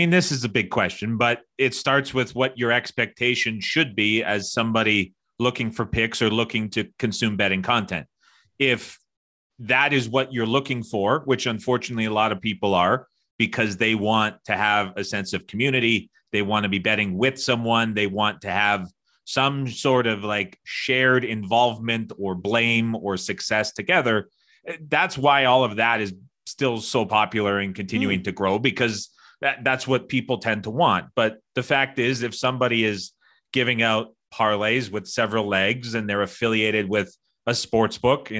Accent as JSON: {"language": "English", "country": "Canada", "said": "I'm Canadian, I go to the States a lot."}